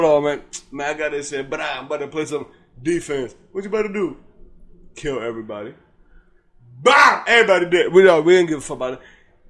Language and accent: English; United States; I'm American, bro.